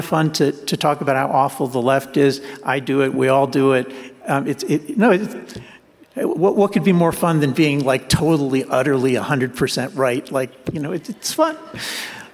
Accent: New Jersey, United States; I grew up in New Jersey, and that's the kind of school I went

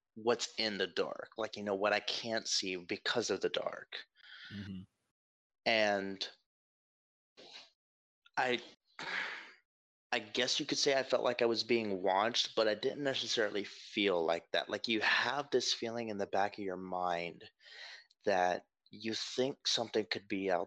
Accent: North Georgia, United States; I'm from Georgia, North Georgia, up at the base hills of what I assume would be the Appalachian region

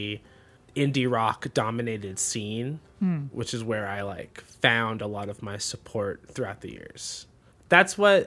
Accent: Plymouth County, South Shore of Massachusetts, United States; I'm from the South Shore of Massachusetts in an area called Plymouth County.

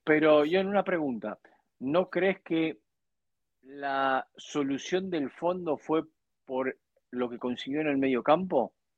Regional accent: Argentina; Hoy en mi país

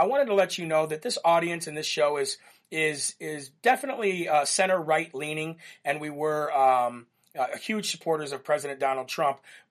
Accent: United States; we just love how we grew up in America

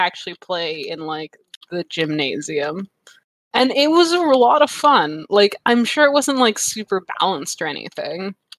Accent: Calgary, Alberta, Canada; because I grew up in Calgary and we'd vacation in BC

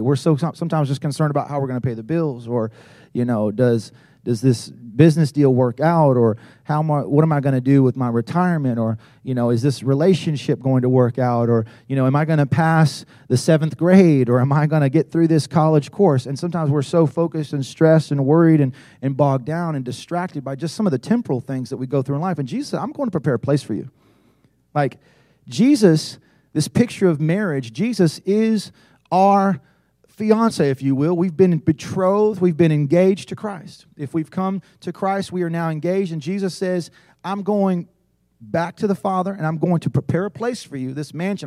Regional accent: South Carolina, United States; I was from South Carolina

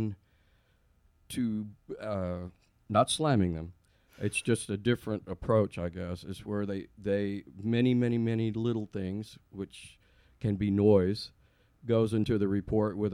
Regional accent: Helotes, Texas, United States; also born or lived in San Antonio, Texas / Buda, Texas; in San Antonio, and then my parents moved to Helotes, so hill country land like here. And then we moved to Buda in, I want to say, when I was 13

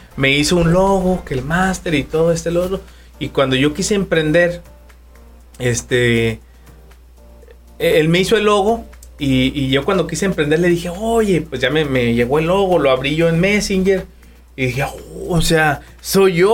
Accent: Durango, Mexico; Yo soy de la ciudad de Durango

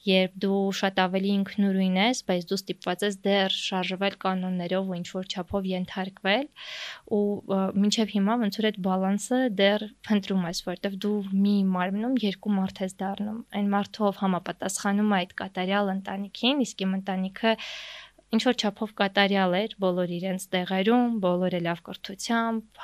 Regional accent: Yerevan, Armenia; ես Երևանում եմ ծնվել մեծացել իմ Աբովյան փողոցը

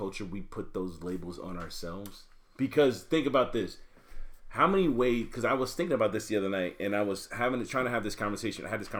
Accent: North Carolina, United States; born there; I was born in North Carolina. I wasn't raised in North Carolina. I claim North Carolina when I go home.

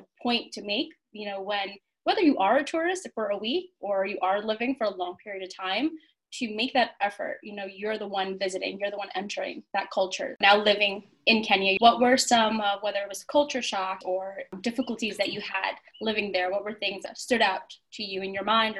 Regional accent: United States; moved away as an adult; now in Chile; Although my mom is Colombian, my dad's Ecuadorian, I grew up in the States, and coming from an Asian background

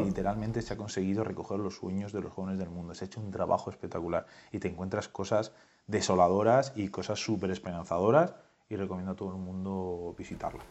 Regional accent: La Rioja, Spain; como buen riojano

